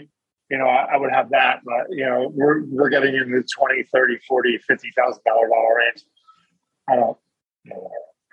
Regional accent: New Jersey, United States; moved away; I'm from New Jersey originally

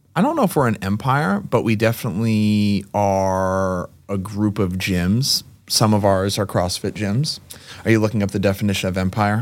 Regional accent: Lexington, Massachusetts, United States; also born or lived in Amherst, Massachusetts / Brighton, Massachusetts; born and raised Lexington, Massachusetts, went to UMass Amherst, and now, uh, live in Massachusetts

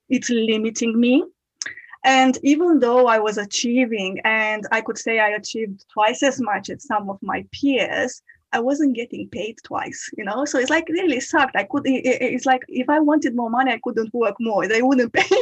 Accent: Romania; moved away as an adult; now in United Kingdom; I'm originally from Romania. I moved into the UK in 2015.

